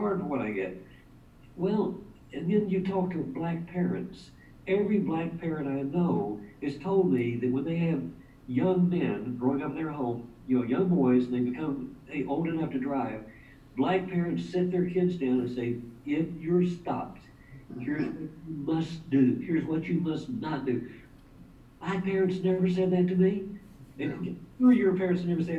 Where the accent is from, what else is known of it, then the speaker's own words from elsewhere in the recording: West Texas, United States; when I was a child growing up in West Texas